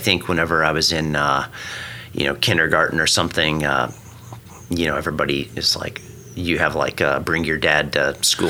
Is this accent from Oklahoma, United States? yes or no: yes; Stillwater, Oklahoma, United States; moved away as an adult; also born or lived in Colorado; So I grew up in Stillwater, Oklahoma, about 60 miles away from here. Mm-hmm. So born and raised in Okie